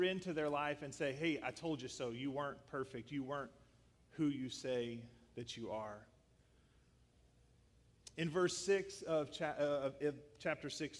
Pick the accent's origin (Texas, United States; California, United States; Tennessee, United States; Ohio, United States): Tennessee, United States; Northwest; When I was a teenager, I grew up in Northwest Tennessee. Reelfoot Lake is the area.